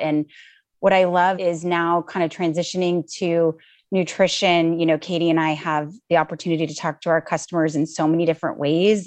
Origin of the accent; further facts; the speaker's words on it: Southern California, United States; moved away as an adult; now in San Francisco, United States; I grew up in Southern California